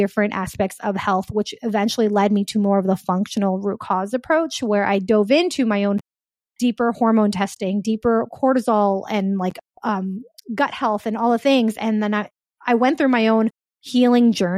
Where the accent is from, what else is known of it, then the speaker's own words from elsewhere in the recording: Pennsylvania, United States; also born or lived in Bronx, New York; I moved from New York to Pennsylvania.